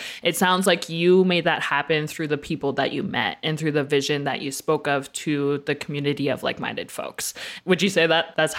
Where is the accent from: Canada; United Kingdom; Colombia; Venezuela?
Canada; Medicine Hat, Alberta; I also didn't grow up within my First Nations community. I grew up in Medicine Hat, Alberta, which is a predominantly white community. Same thing, like my family was pretty much the only brown family that was there.